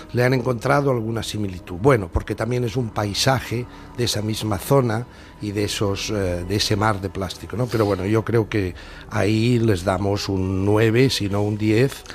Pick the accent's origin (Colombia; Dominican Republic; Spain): Spain; Catalonia; los catalanes continuaremos siendo nacionalidad